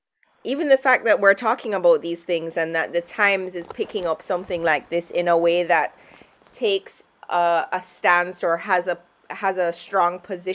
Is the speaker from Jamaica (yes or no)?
yes; Jamaica; I'm from Jamaica